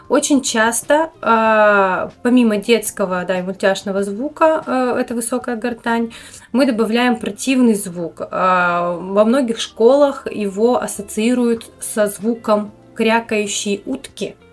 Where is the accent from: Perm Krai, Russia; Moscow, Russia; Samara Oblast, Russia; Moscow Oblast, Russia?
Perm Krai, Russia; Perm